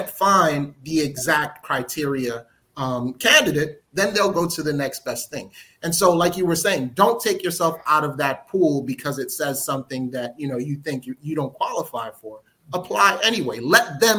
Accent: New York City, New York, United States; also born or lived in Newark, New Jersey; I was born and raised in Newark, New Jersey, but I grew up in New York, in Brooklyn, New York.

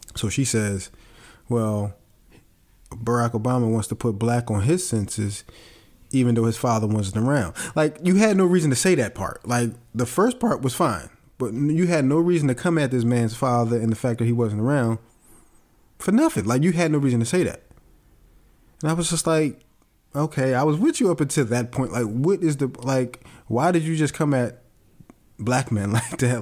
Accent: Philadelphia, Pennsylvania, United States; growing up in Philadelphia

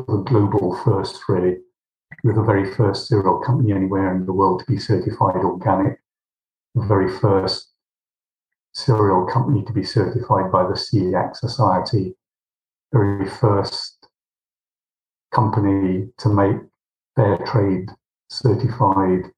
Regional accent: Somerset, South West England, United Kingdom; moved away as an adult; also born or lived in London; I was born in Somerset. I went to school in Millfield.

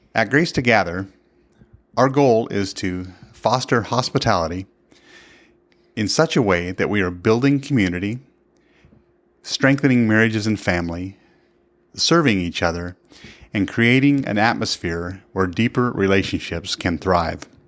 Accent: the Northwest, Pacific Northwest, United States; moved away as an adult; now in Kansas, United States; we grew up in the Northwest

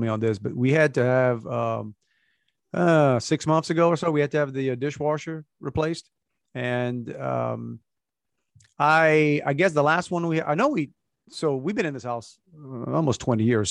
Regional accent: Cajun, Louisiana, United States; we're Cajun, we call it lunch meat

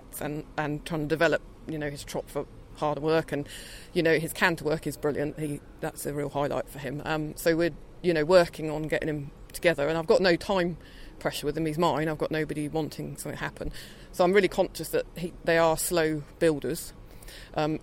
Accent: Hampshire, South East England, United Kingdom; I'm from Hampshire.

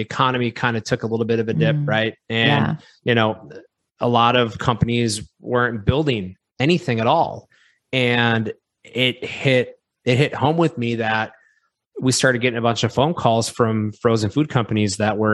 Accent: Wisconsin, United States; We're both from Wisconsin.

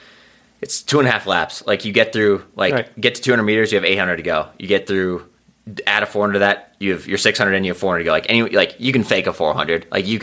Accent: Foley, Minnesota, United States; accent: Central Minnesota; moved away as an adult; now in Boulder, United States; I grew up in the Foley, my hometown, 2,500 people.

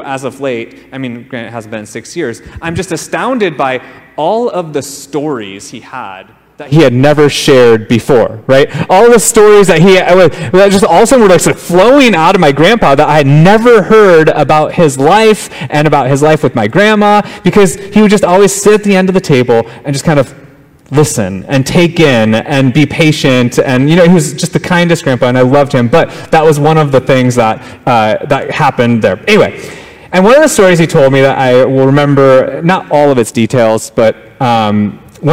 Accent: Minnesota, United States; moved away as an adult; also born or lived in Hawaii; now in Kailua, United States; my home state of Minnesota

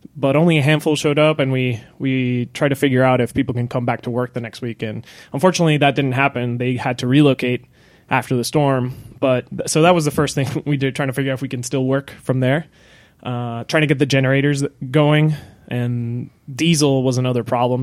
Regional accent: Puerto Rico; moved away; born and raised in Puerto Rico

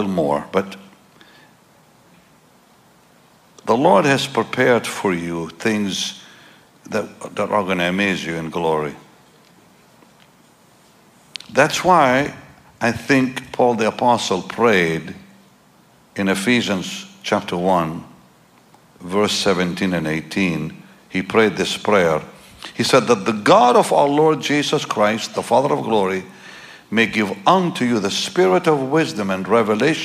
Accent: Jaffa, Tel Aviv District, Israel; I'm from there, you know. I'm from that part of the world. I'm from Jaffa. I'm from Israel.

